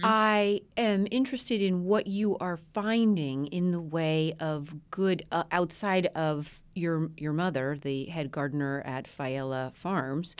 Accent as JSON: {"language": "English", "region": "Colorado", "country": "United States", "tie": "born or raised there", "moved": "yes", "said": "My best friend growing up in Colorado"}